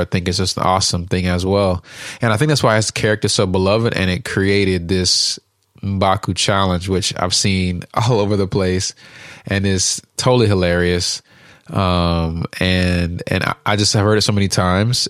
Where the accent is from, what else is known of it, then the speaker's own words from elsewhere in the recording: Uganda; now in United States; I'm from Uganda